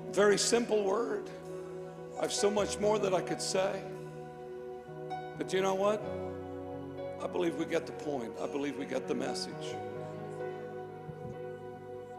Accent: Northern Ireland, United Kingdom; moved away; I was born in Northern Ireland.

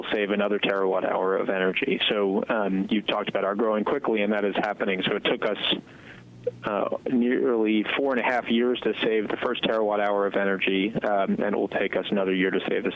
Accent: New York, United States; I grew up in New York

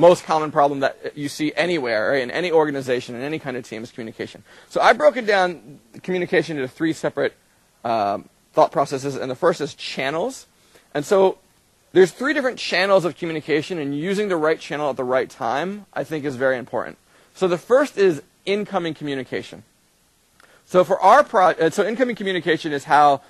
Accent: United States; I'm American

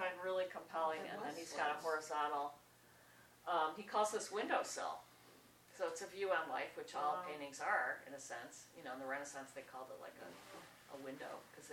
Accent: Wisconsin, United States; I'm so from Wisconsin

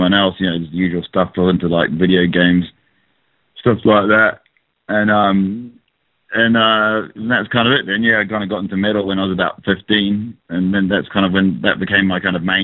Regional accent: New Zealand; also born or lived in England; I just like lived in New Zealand, actually. My parents moved over from England to, I was born in England. I went to New Zealand when I was like 5 years old

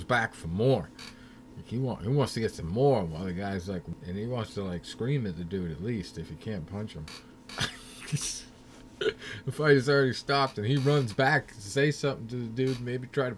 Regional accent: Massachusetts, United States; my home state of Massachusetts

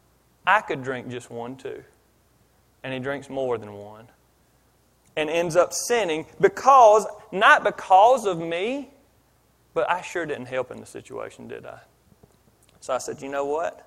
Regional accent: Philadelphia, Pennsylvania, United States; now in Mississippi, United States; I grew up in Philadelphia

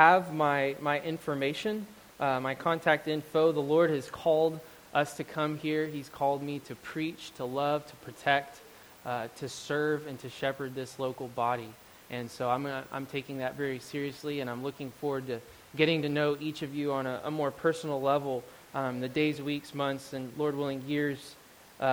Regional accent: Euless, Texas, United States; moved away as an adult; now in Oregon, United States; I grew up in Euless, Texas

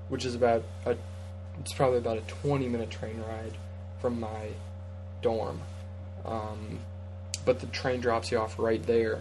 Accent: United States; the other two Americans

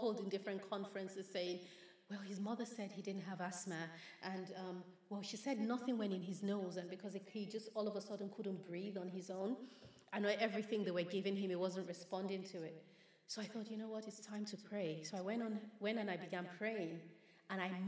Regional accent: Nigeria; growing up in Nigeria, we would have people run to our home and beg my father

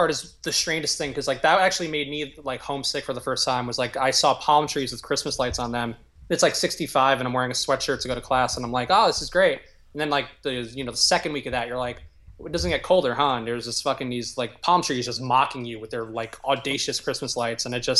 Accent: New York City, New York, United States; Yeah, I grew up in the South Bronx. We were like the last white family in the neighborhood

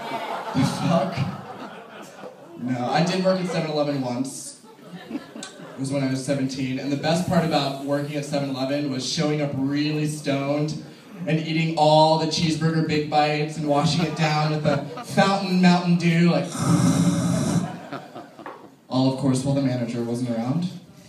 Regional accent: Florida, United States; I'm from Florida.

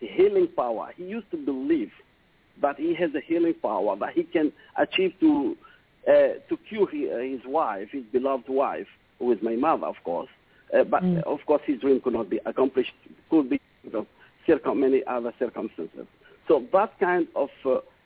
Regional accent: Burundi; moved away; also born or lived in Oman; I was born in Africa, in Burundi.

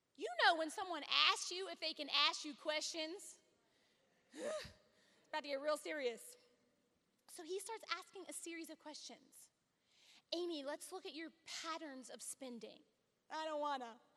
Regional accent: Louisiana, United States; I come from Louisiana

